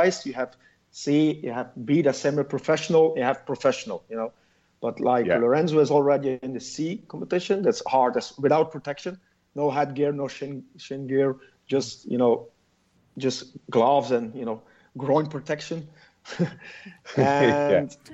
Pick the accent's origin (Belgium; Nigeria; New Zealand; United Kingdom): Belgium; Flanders; accent: Flemish; first language Dutch (Flemish); English is a second language; It's Flemish.